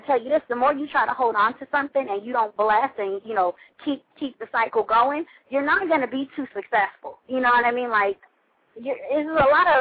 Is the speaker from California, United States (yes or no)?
yes; California, United States; also born or lived in Atlanta, Georgia; I'm from California, not Los Angeles